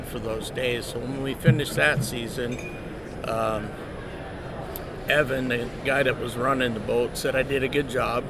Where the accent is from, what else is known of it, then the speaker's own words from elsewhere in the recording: Seattle, Washington, United States; I was born in North Seattle